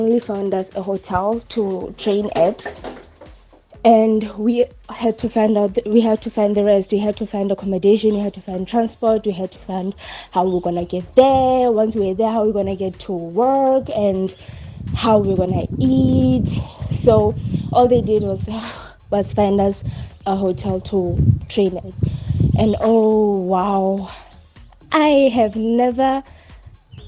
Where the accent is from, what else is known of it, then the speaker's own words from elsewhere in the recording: Bloemfontein, Free State, South Africa; I am from Bloemfontein